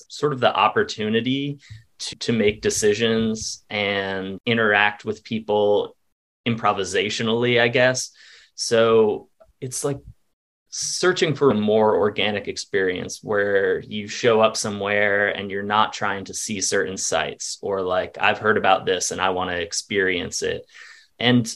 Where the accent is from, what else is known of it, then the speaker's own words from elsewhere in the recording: Vermont, United States; moved away as an adult; also born or lived in Wilmington, North Carolina; I'm originally from Vermont, which is very much sort of a tourist-based economy.